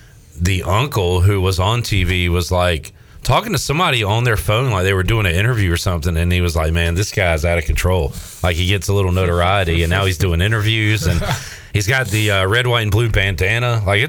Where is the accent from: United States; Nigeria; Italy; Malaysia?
United States; North Carolina; We're from North Carolina